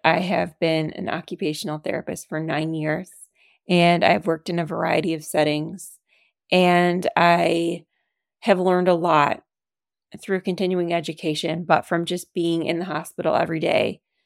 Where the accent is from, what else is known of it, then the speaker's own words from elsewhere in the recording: Detroit, Michigan, United States; moved away as an adult; now in Chicago, United States; We are from Michigan. Go Lions. And I'm from the Detroit area